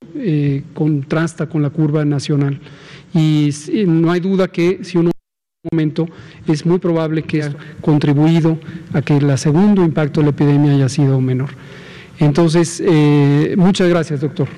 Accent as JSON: {"language": "Spanish", "country": "Mexico", "said": "como mexicanas, como mexicanos"}